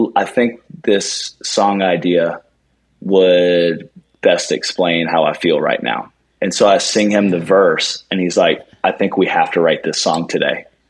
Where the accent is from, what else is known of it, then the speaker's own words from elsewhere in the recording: Charleston, United States; that's my hometown